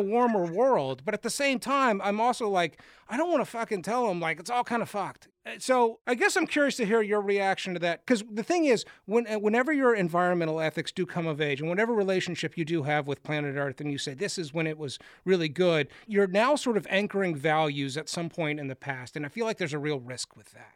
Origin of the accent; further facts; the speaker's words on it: Austin, Texas, United States; I grew up in Austin, Texas